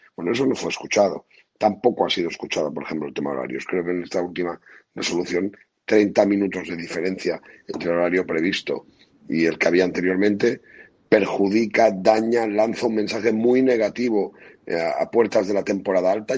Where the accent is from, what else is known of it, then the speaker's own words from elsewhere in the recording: Benidorm, Valencian Community, Spain; en mi pueblo, en Benidorm